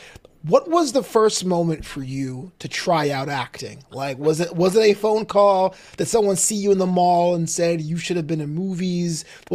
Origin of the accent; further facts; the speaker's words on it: New York City, New York, United States; also born or lived in Florida; now in Los Angeles, United States; I'm from Brooklyn originally. So this is why I was out in Brooklyn. I went to Florida for a couple of years, and I moved to LA to follow my dreams.